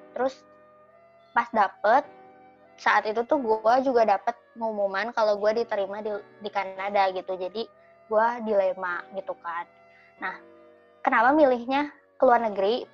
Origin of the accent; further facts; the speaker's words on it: Indonesia; moved away; also born or lived in Canada; kita kan dari Indonesia